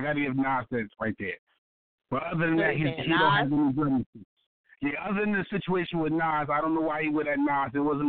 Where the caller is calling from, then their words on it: Baltimore, Maryland, United States; I'm calling from Baltimore, Maryland, Eastside Zone 18.